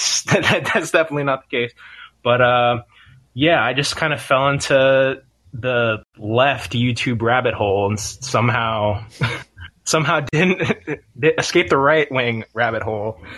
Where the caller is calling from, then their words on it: New Brunswick, New Jersey, United States; I'm from New Brunswick, New Jersey.